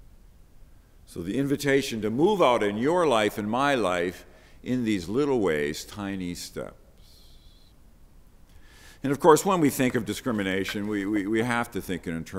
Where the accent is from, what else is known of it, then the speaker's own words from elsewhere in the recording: Belfast, Northern Ireland, United Kingdom; I was born in Belfast.